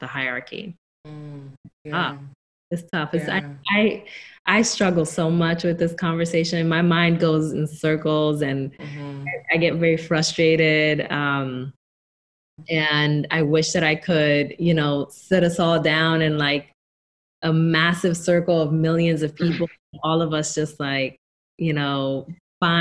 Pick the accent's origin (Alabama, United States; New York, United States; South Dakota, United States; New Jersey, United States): New Jersey, United States; Newark; moved away as an adult; I come from Newark, New Jersey. And up until about 5 months ago, I still lived in Newark, New Jersey.